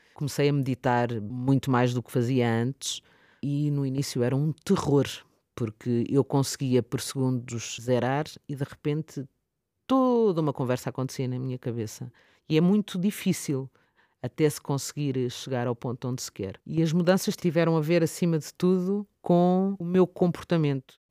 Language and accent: Portuguese; Lisbon, Portugal; now in Oeiras, Portugal; nasci em Benfica e vivo atualmente na zona da Oeiras.